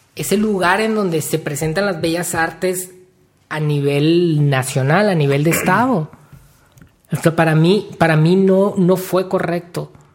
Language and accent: Spanish; Mexico; lo que nos identifica como, mexicanos